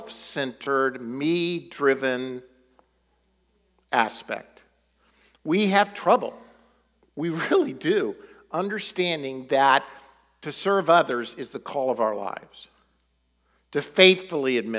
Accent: United States; we're American

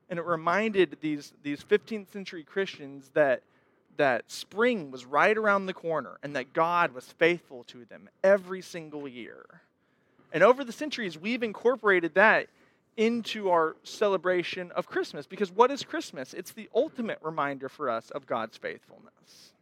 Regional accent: Texas, United States; moved away as an adult; I lived the first 24 years of my life in Texas. I'm from Texas

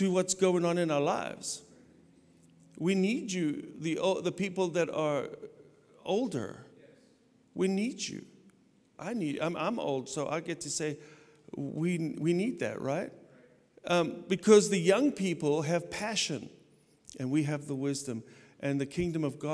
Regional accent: South Africa; moved away; I grew up in South Africa, I got saved, radically saved in South Africa

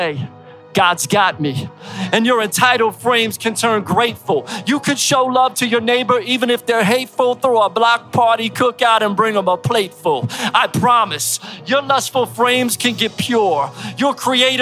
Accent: Philadelphia, Pennsylvania, United States; accent: East Coast; also born or lived in Florida; now in Tampa, United States; I grew up in Philly

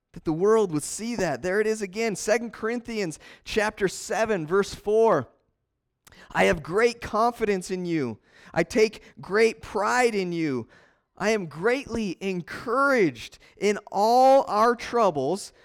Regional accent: Montana, United States; now in Casper, United States; I'm from Montana, you know, and we drive down Country Road and you wave at people.

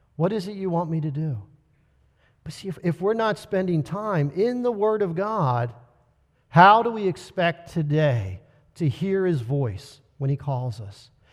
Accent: United States; we as American believers

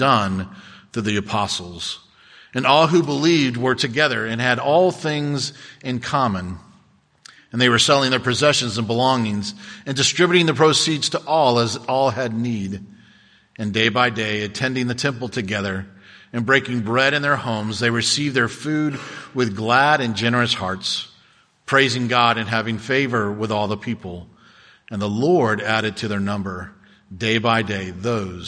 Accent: Cocoa Beach, Florida, United States; I was born in Cocoa Beach and for the most part grew up in Cocoa Beach

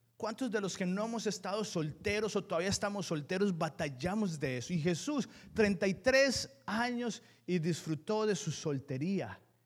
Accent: Colombia; Yo soy colombiano en todas las etapas de mi vida.

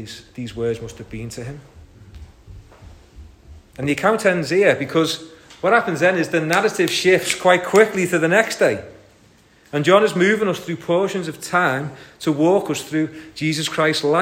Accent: St Helens, North West England, United Kingdom; I'm from St. Helens

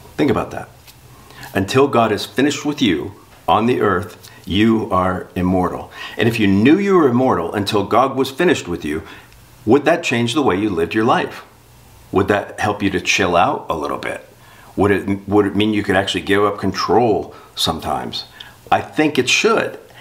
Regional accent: South Florida, United States; I'm from South Florida. I spent my life on boats

